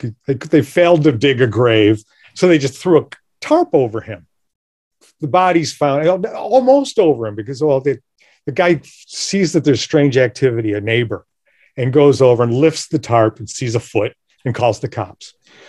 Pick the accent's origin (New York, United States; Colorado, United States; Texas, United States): New York, United States; Rochester; Well, I'm from Rochester as well.